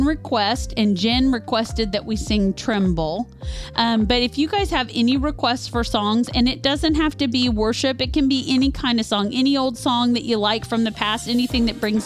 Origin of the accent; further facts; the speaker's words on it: Kansas, United States; now in Kentucky, United States; Before we lived here in Kentucky, we're from Kansas